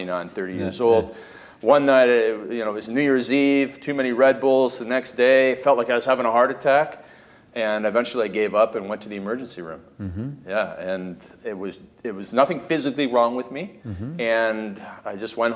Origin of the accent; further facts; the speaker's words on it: Canada; when I was growing up in Canada, we play ice hockey